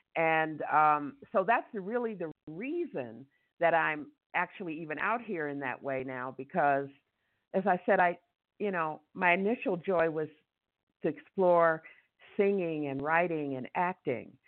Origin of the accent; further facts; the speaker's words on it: Detroit, Michigan, United States; moved away as an adult; now in Ecuador; We're from Detroit and my siblings are there in Detroit